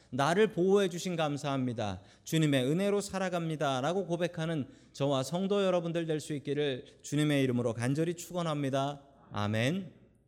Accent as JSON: {"language": "Korean", "country": "South Korea", "tie": "born or raised there", "moved": "yes", "lives_now": "United States", "said": "한국에서 태어난 우리들이 미국 가서 살고 있는 게"}